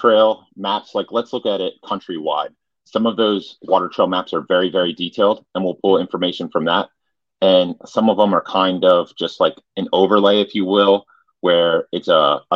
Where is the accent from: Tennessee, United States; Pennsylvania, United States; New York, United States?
Pennsylvania, United States; Central; I'm from Central Pennsylvania